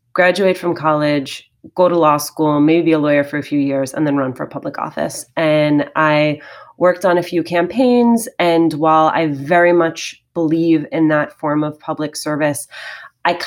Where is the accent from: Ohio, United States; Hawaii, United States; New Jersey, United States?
New Jersey, United States; Union City; I grew up in Union City, New Jersey